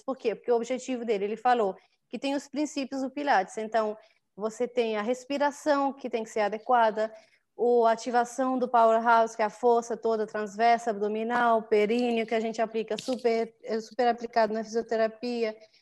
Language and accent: Portuguese; São Vicente, Cape Verde; moved away as an adult; now in Praia, Cape Verde; eu abri primeiro lá em São Vicente, que é a minha ilha natal